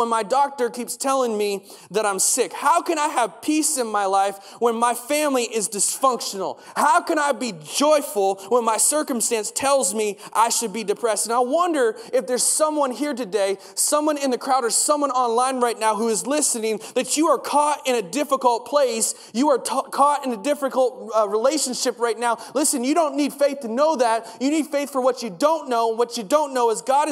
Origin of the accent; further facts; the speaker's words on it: United States; moved away; I grew up in the States, and one of the things we did every single day is we recited the Pledge of Allegiance.